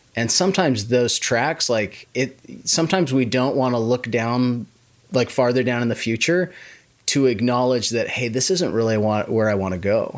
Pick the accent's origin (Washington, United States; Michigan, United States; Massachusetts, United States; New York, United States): Washington, United States; moved away as an adult; also born or lived in Idaho / Las Vegas; now in Oklahoma City, United States; I grew up in the Pacis-, Pacific Northwest in Washington State